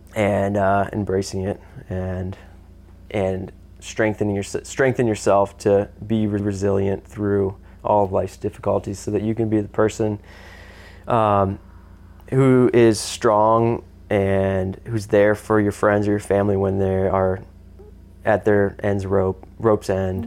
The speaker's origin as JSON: {"language": "English", "country": "United States", "said": "I'm American"}